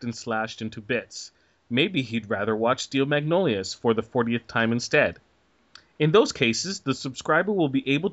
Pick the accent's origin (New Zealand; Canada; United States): Canada; as a Canadian